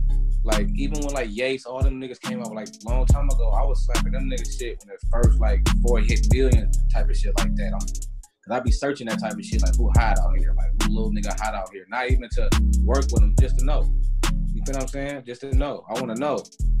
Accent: Oakland, California, United States; I love the Bay. I'm from the Bay, but it's like, I'm from Oakland. Like, it's a different world.

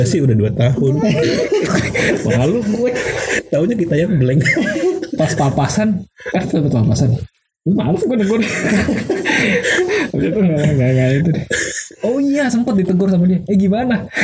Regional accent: Bekasi, West Java, Indonesia; Iya gue dari Bekasi.

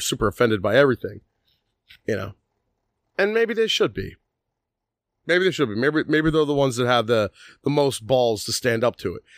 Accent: Philadelphia, Pennsylvania, United States; we grew up on Second Street in South Philly

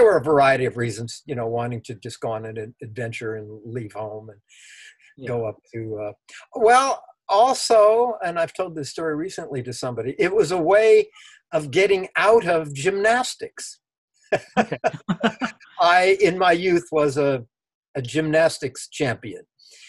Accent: Los Angeles, California, United States; also born or lived in Berkeley; I'm from Los Angeles. I was born in Los Angeles. Went to grammar school, junior high school, and 2 years at UCLA, and then I moved to Berkeley in 1960.

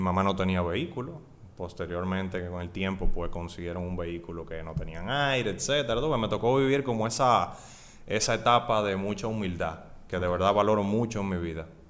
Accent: Santo Domingo, Distrito Nacional, Dominican Republic; also born or lived in Puerto Plata; Nací en Puerto Plata, luego vinimos aquí a Santo Domingo, estudié en el Colegio Loyola, toda la, desde preprimario hasta cuarto de bachillerato

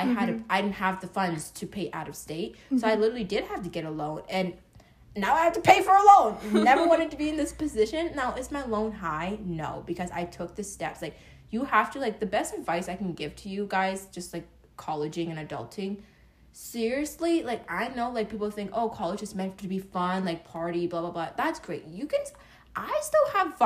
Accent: Pennsylvania, United States; moved away; I'm originally from Pennsylvania, so I'm not from Florida

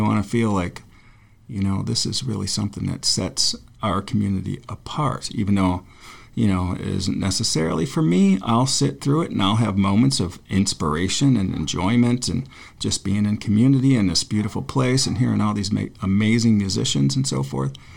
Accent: Forestville, New York, United States; my hometown, which is like a frozen little shithole in western New York on the Great Lakes

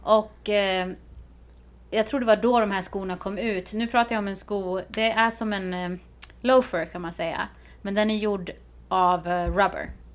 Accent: Sweden; moved away; när jag var hemma i Sverige

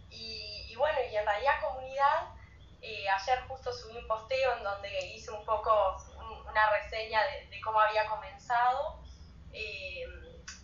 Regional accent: Rocha, Uruguay; also born or lived in Montevideo, Uruguay; eh, soy de Rocha, Uruguay, tengo 32 abriles

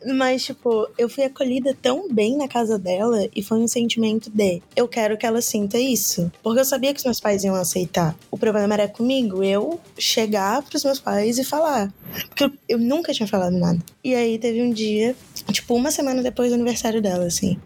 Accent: Florianópolis, Santa Catarina, Brazil; now in São José, Brazil; Sou de Floripa. Na verdade, moro em São José, né? Mas eu nasci em Floripa, então eu vou falar que eu sou de Florianópolis.

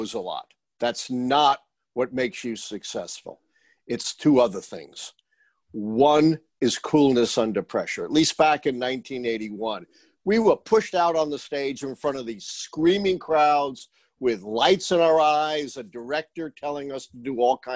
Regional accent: New York, United States; I'm a New Yorker, a longtime Yankee fan.

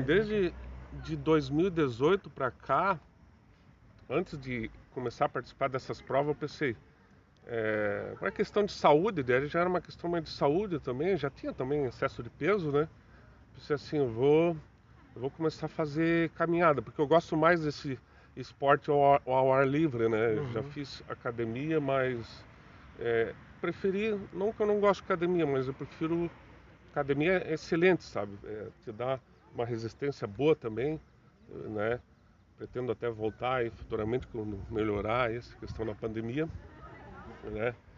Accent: Joinville, Santa Catarina, Brazil; sempre sou natural de Joinville, moro no bairro Costa e Silva

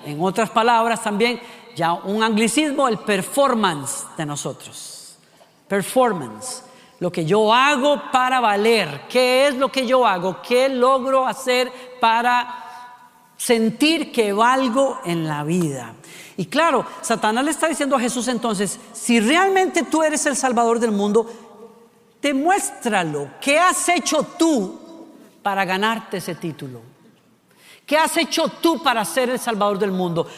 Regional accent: Costa Rica; La tapa del perol, decimos en Costa Rica

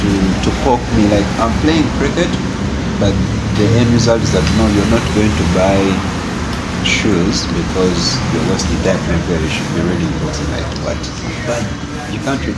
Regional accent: Uganda; moved away; also born or lived in Kenya; I'm Ugandan

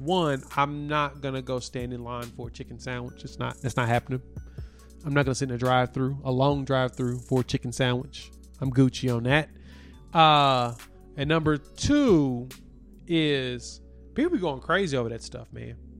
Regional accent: Oklahoma, United States; I'm from Oklahoma

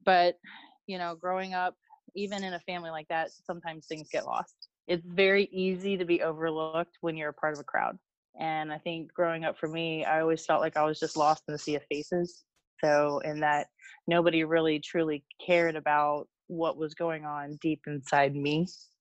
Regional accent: Virginia, United States; I grew up in Virginia

